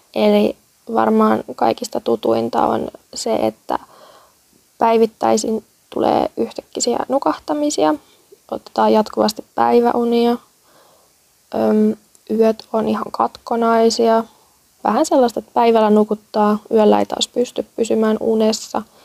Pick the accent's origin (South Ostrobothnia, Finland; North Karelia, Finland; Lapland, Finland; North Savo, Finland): South Ostrobothnia, Finland; Kurikka; moved away as an adult; now in Helsinki, Finland; Olen Etelä-Pohjanmaan kasvatti. Kurikalle kunniaa.